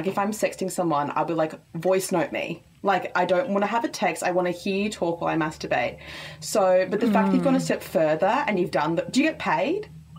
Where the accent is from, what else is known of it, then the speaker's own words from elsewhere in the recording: Queensland, Australia; accent: bogan from up north; I'm from Queensland